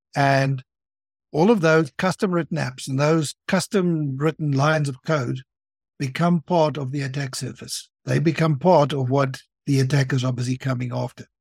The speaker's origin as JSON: {"language": "English", "country": "South Africa", "tie": "born or raised there", "said": "I'm from South Africa. I live there. I have been there all of my life."}